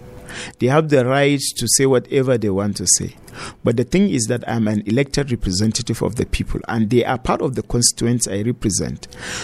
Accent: Nigeria; As a Nigerian who is eligible to contest

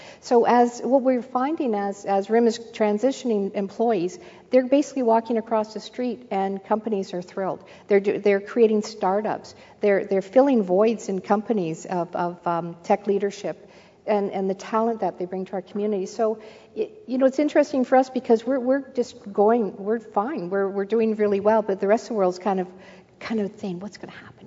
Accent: Canada; I'm a Canadian

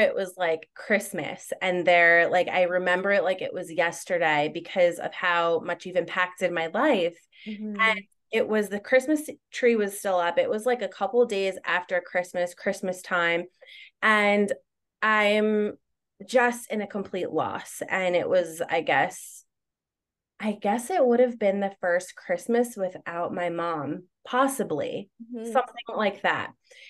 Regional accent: New Jersey, United States; now in Long Island, United States; Like, I'm from New Jersey and we moved to Long Island and everything happened so fast.

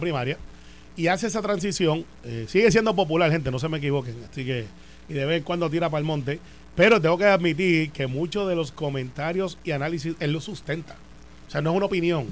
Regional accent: Puerto Rico; como todo puertorriqueño

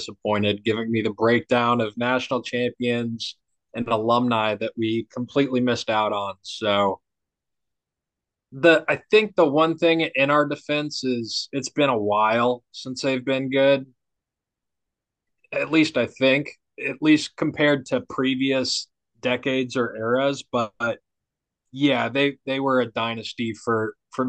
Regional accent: Houston, Texas, United States; we're from Houston

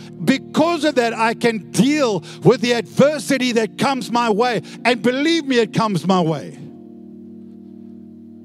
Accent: South Africa; now in Perth, Australia; I used to be South African, I'm now an Aussie.

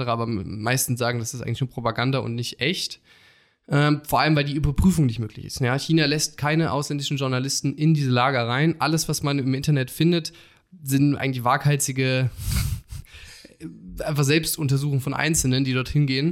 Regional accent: Germany; als Deutsche

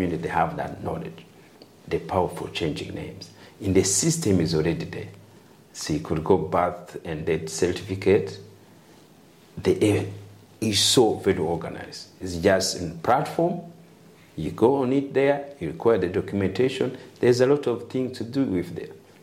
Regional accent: Rwanda; moved away; also I'm a dual citizen, so also I'm from Rwanda

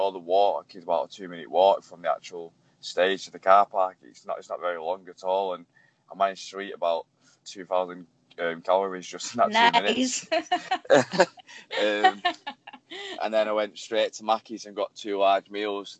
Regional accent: Manchester, North West England, United Kingdom; I'm 24 from Manchester.

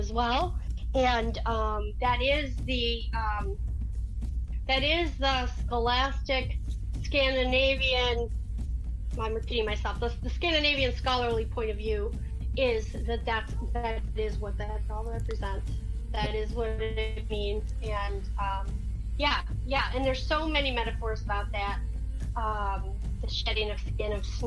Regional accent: New York, United States; moved away as an adult; now in Florida, United States; I'm not Southern. I'm from New York

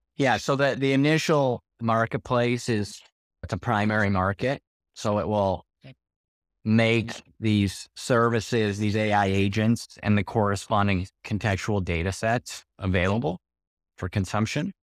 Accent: Canada; moved away as an adult; now in Portugal; I'm a Canadian transplant to Portugal

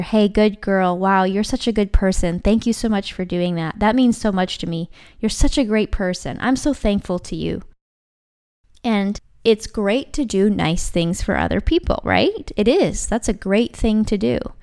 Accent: Vancouver Island, British Columbia, Canada; I'm from Vancouver Island. That's where I was living at the time.

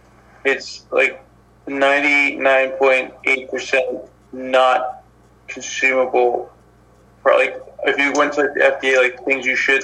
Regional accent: United States

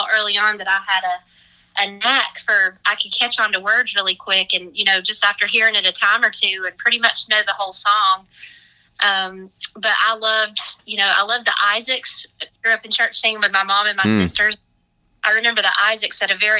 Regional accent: Avery County, North Carolina, United States; I grew up in Avery County

